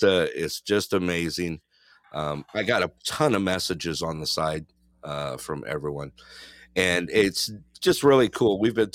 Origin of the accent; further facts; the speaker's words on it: Big Bear, California, United States; now in Anderson, United States; we grew up in Big Bear, small town.